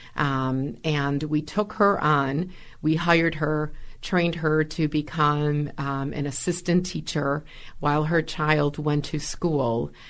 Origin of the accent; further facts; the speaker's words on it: Milwaukee, Wisconsin, United States; I was born and raised here in Milwaukee